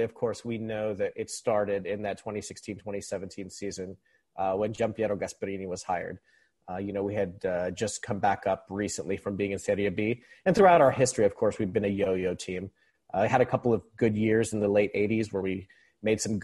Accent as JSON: {"language": "English", "country": "Philippines", "tie": "born or raised there", "moved": "as an adult", "lives_now": "United States", "said": "I was born and raised in the Philippines, even though I'm stateside now. I've been stateside for about 20 years."}